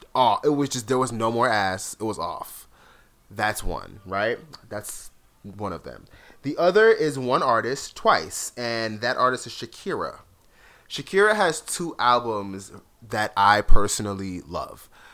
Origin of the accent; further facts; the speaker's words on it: South Florida, United States; growing up in South Florida, like I grew up with a lot of Latin friends